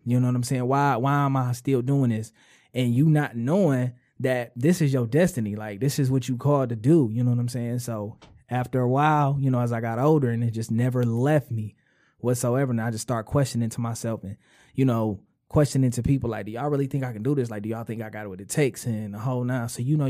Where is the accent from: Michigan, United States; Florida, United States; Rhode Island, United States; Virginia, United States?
Michigan, United States; Detroit; West Side, Detroit. I grew up pretty much majority West Side, 6 Mile mainly.